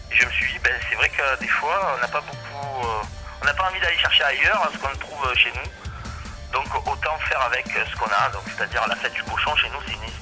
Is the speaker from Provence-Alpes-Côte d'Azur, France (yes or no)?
yes; Marseille, Provence-Alpes-Côte d'Azur, France; moved away as an adult; now in Var, France; vivre tranquille à la campagne. Je suis un Marseillais d'origine, je suis content d'avoir quitté la ville.